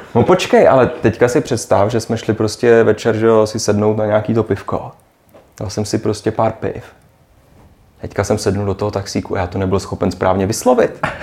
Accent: Prague, Czechia; moved away as an adult; now in Shanghai, China

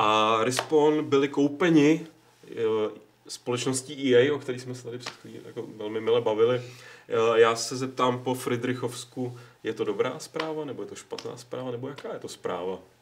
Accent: Prague, Czechia; jsem Pražák, protože můj otec, který žil mnoho let v Brně, tak tomu tak říkal

